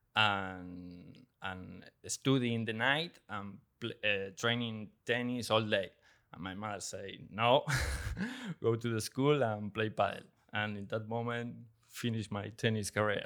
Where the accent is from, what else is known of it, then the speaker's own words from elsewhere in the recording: Quilmes, Buenos Aires Province, Argentina; English is a second language; moved away as an adult; also born or lived in Spain; I'm from Argentina. I born in Quilmes, uh, a little town in Buenos Aires, um, and play all my life there, uh, all the, my career in juniors.